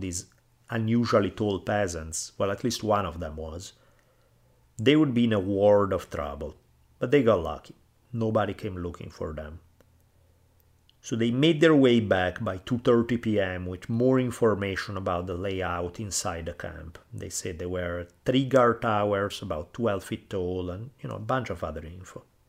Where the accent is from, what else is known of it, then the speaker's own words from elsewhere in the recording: Italy; now in United States; where I grew up in Italy